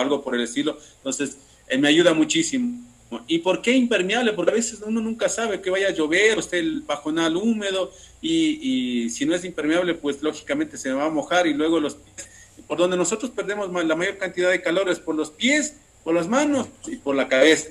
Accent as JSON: {"language": "Spanish", "country": "Ecuador", "said": "yo soy ecuatoriano"}